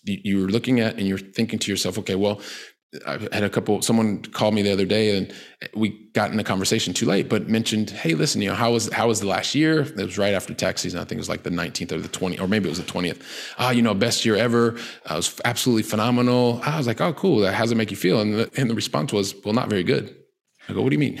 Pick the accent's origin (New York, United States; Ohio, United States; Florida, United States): Ohio, United States; Columbus; moved away as an adult; now in Barcelona, Spain; I'm from Columbus, Ohio